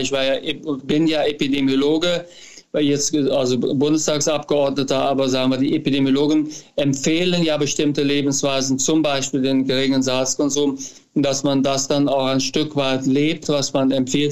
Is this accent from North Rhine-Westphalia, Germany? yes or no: yes; near Düren, North Rhine-Westphalia, Germany; moved away as an adult; also born or lived in United States; now in Cologne, Germany; ich komme ja aus der Gegend, aus also der Nähe von Düren